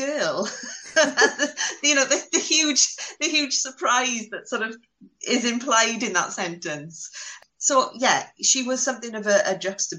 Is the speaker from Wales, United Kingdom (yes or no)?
yes; Wales, United Kingdom; as a Welsh schoolgirl